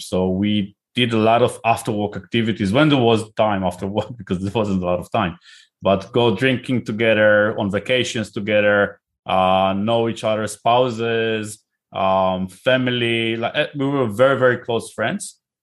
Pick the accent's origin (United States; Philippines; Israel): Israel; accent: Israeli; moved away as an adult; now in United Kingdom; I live in the U K, but I'm originally from Israel, as you can probably hear by my name and accent